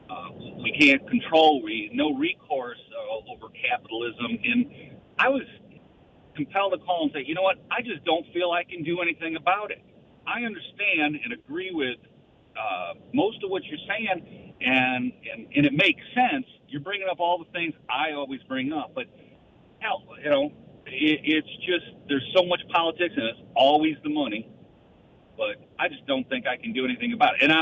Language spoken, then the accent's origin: English; Chicago, Illinois, United States; now in Georgia, United States; I'm originally from Chicago metro area